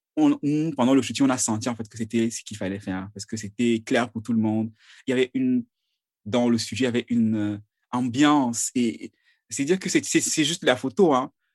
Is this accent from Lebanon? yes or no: no; Cameroon; je viens du Cameroun